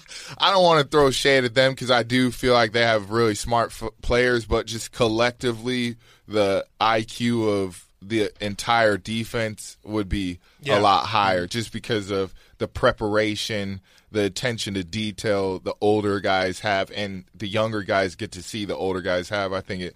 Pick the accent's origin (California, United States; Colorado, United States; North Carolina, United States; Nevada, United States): Nevada, United States; Reno; moved away as an adult; also born or lived in Utah; I kind of got all my party system growing up in Nevada.